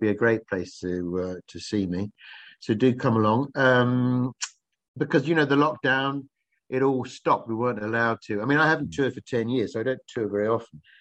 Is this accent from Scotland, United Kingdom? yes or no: no; Kent, South East England, United Kingdom; I'm from Kent